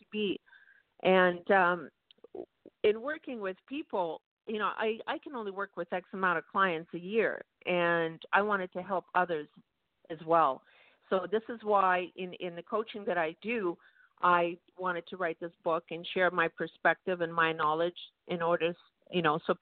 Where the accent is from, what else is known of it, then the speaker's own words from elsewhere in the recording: Vancouver, British Columbia, Canada; now in Toronto, Canada; I actually grew up in Canada, Vancouver, Canada.